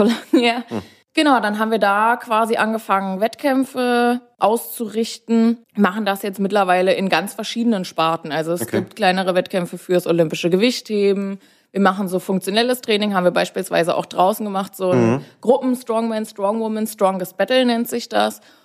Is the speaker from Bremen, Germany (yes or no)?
no; Bavaria, Germany; moved away as an adult; now in Berlin, Germany; Ich komme ursprünglich aus Bayern